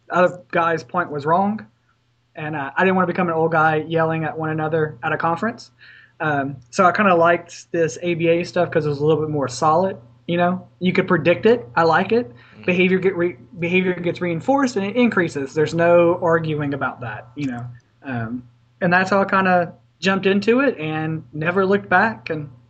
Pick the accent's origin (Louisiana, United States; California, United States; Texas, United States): Louisiana, United States; I was born and raised here in Louisiana and decided to stay local for my education.